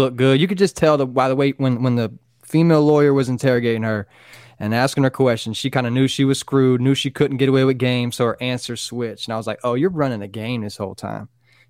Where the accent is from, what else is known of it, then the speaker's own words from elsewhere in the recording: Florida, United States; Florida guy through and through.